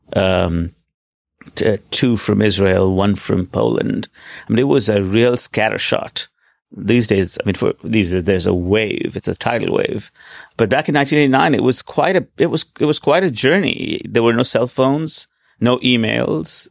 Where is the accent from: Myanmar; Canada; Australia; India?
India; Delhi; moved away as an adult; also born or lived in Stanford, United States; now in New York, United States; I was born in Delhi in 1970. I went to school there, went to high school there.